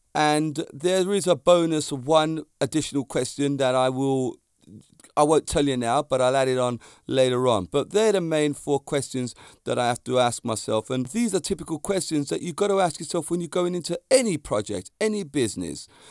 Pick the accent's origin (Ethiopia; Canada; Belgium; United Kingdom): United Kingdom; near Walton upon Thames, Surrey, South East England; It's a place in Surrey, in my near my hometown